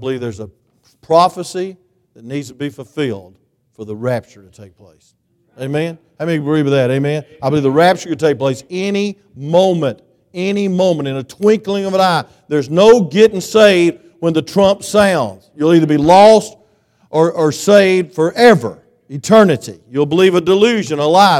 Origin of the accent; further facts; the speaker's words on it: Claxton, Georgia, United States; I'm from Claxton